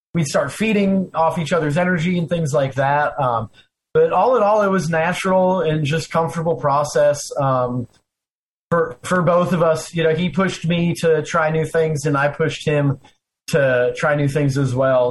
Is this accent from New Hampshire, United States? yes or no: no; Arizona, United States; now in Florida, United States; I live in Florida, but I grew up in Arizona